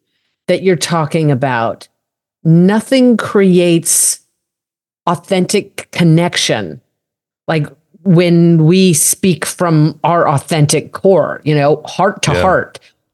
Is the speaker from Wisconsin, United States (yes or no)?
no; Colorado, United States; I'm a cowgirl from Colorado. The hell I grew, you know, I grew up mucking out stalls.